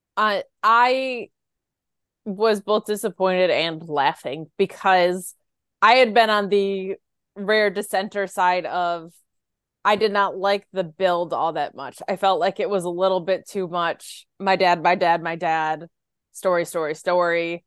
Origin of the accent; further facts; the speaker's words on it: Binghamton, New York, United States; moved away as an adult; it's in my hometown, actually, where I grew up.